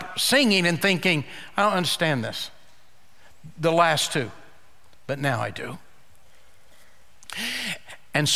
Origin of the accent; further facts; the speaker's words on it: United States; I've been born and raised in Oklahoma, Texas.